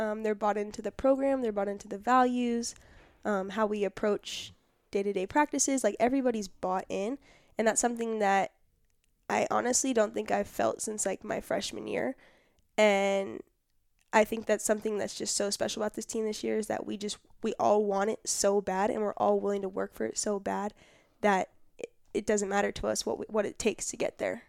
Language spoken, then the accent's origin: English; Irvine, California, United States; born and raised in Irvine, California.